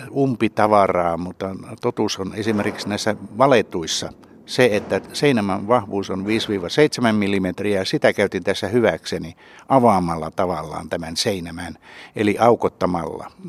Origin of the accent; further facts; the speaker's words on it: Savonia, Finland; me molemmat olemme Savosta